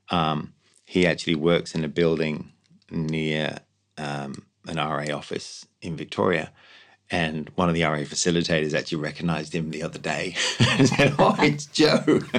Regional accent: Ireland; You know, they're like, well, they're Australians. You know, we're we're, we're Irish. We're not like that.

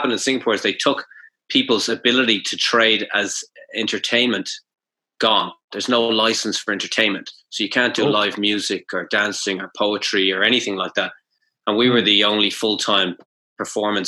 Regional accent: Ireland; moved away as an adult; now in Japan; we have a famous hero called Cú Chulainn that we learned about

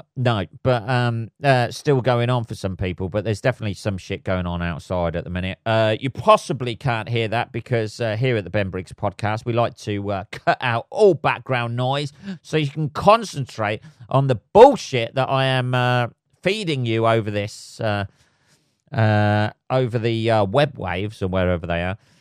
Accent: England, United Kingdom; living, uh, in England, uh, and being an Englishman

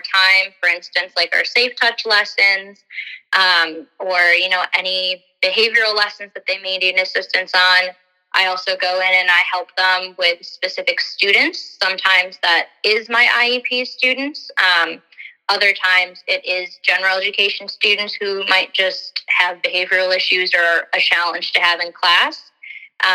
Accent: River Forest, Illinois, United States; I grew up in River Forest

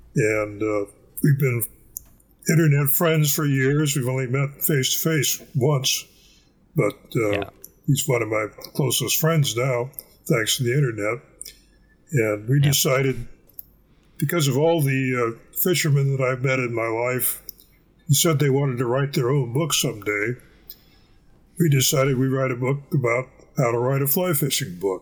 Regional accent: Bellingham, Washington, United States; I was born in Bellingham, which is uh, pretty close to the Canadian border.

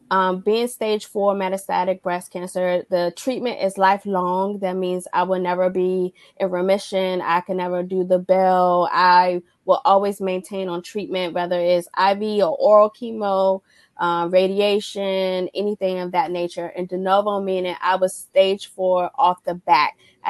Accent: Washington, District of Columbia, United States; also born or lived in Alaska / Georgia / Korea; lived in Alaska, Georgia, Washington, Korea. And we would just do all the outdoor things, especially growing up in Washington, D.C., where that's not common.

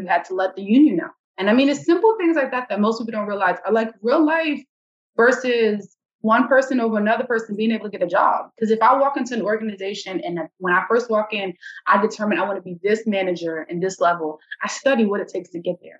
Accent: New York, United States; I grew up in New York. Yeah, it's a city, but then I spent a portion of my life in the suburbs.

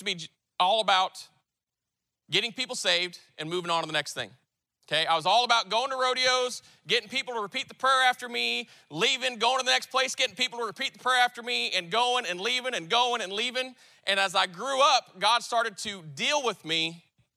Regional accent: South Dakota, United States; moved away as an adult; also born or lived in New Mexico; I lived up north. I grew up in South Dakota.

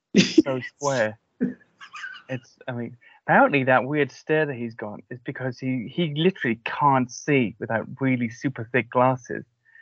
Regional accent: Cardiff, Wales, United Kingdom; Cardiff, Wales.

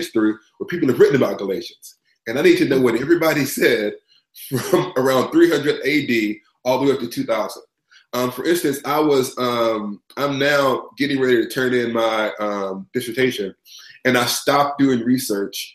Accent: Huntsville, Alabama, United States; now in Rochester, United States; I'm from Huntsville, Alabama. I was raised in the Black Baptist Church in the South.

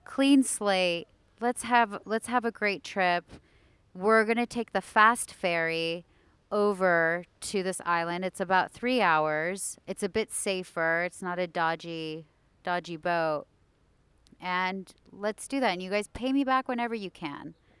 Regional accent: United States; being American

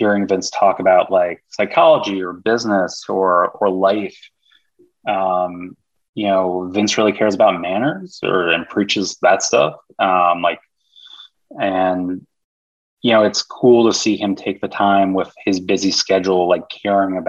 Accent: New York, United States; now in California, United States; my girlfriend and I left to go because we're both from New York

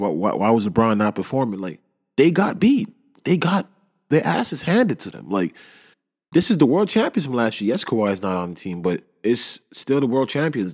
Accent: Canada; I love being Canadian

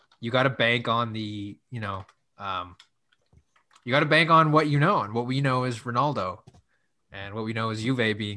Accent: Ottawa, Ontario, Canada; It's my hometown

